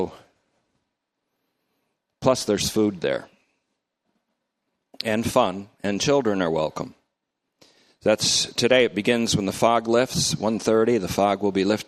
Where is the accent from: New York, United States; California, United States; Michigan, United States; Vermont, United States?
Vermont, United States; North Bennington; now in Oakmont, United States; I grew up in North Bennington, Vermont